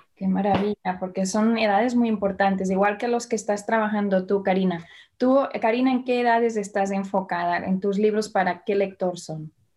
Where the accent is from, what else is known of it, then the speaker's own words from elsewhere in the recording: Barcelona, Catalonia, Spain; yo nací en Barcelona